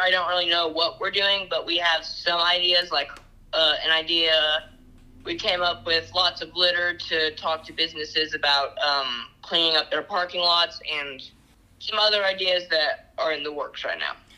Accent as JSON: {"language": "English", "town": "Chattanooga", "region": "Tennessee", "country": "United States", "said": "I'm 13 from Chattanooga, Tennessee"}